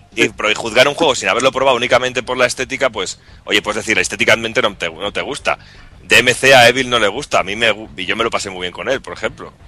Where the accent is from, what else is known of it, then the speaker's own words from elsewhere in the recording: Medina del Campo, Castile and León, Spain; mi pueblo, a Medina del Campo